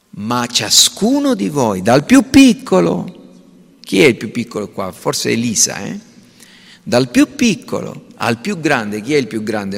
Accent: Sicily, Italy; siamo siciliani perché siamo nati in Sicilia

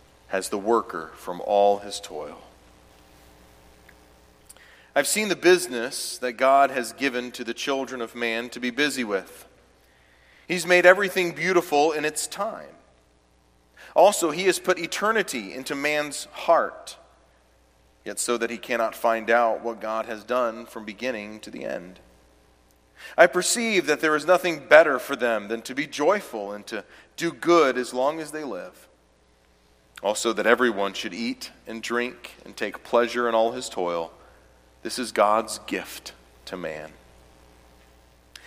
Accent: Clemson, South Carolina, United States; I was born and raised in Clemson, South Carolina

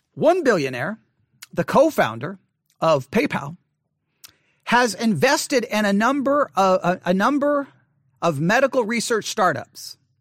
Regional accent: Buffalo Gap, Texas, United States; as I was growing up in Buffalo Gap

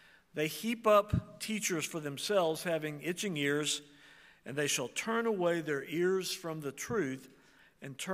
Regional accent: Oklahoma, United States; I'm from Oklahoma and I'm part Indian

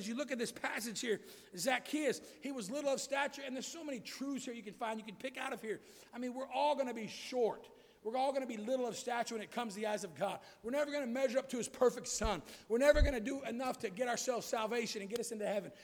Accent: United States; I was born in America where freedom allowed me to hear the gospel freely

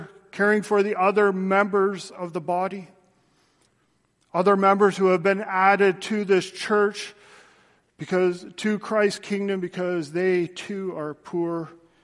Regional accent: Canada; I'm a Canadian, and I have my Canadian passport, which identifies that Canada is my country.

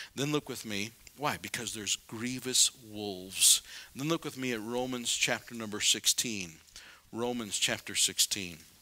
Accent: South Dakota, United States; I'm from South Dakota

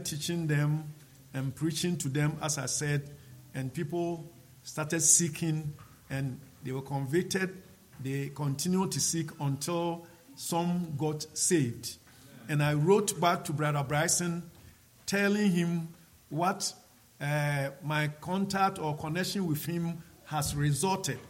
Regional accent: Ghana; come to Ghana and preach this same gospel to my people

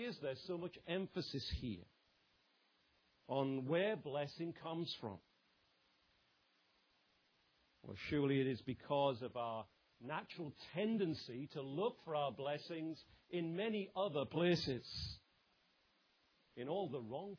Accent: England, United Kingdom; I might say as an Englishman

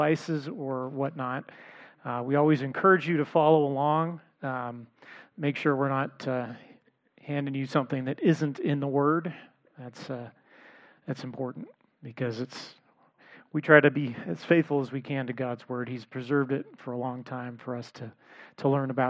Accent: Los Angeles, California, United States; I grew up in the Los Angeles area

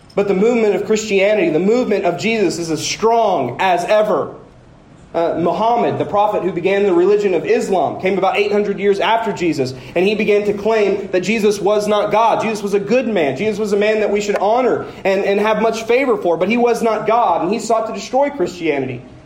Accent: Woodward, Oklahoma, United States; I'm from Woodward

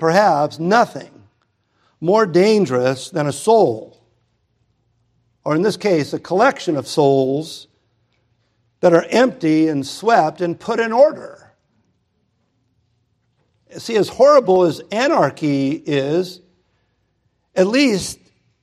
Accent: United States; I'm an American

